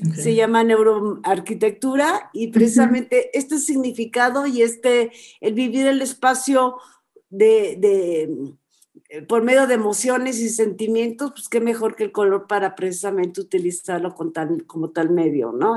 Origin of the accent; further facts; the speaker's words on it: Mexico; expresar nuestra identidad como nación, como mexicanos